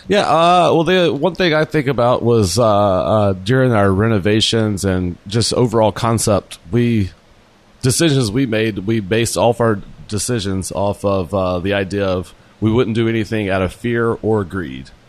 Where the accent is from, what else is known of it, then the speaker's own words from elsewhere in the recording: Jackson, Mississippi, United States; I'm from Jackson, Mississippi